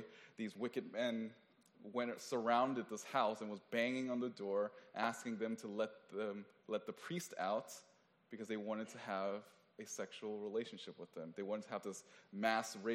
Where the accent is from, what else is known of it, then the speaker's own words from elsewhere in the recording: Oakland, California, United States; I'm from Oakland